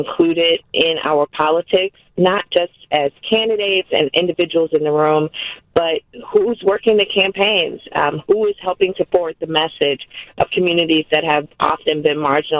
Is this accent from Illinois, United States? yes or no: yes; Chicago, Illinois, United States; now in Rockford, United States; I'm originally from Southside in the south suburbs of Chicago. I've been in Rockford for over a decade now.